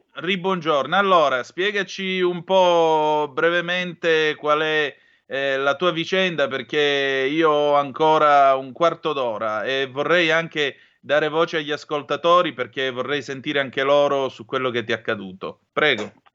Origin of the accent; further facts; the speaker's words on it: Vibo Valentia, Calabria, Italy; io sono di Vibo Valencia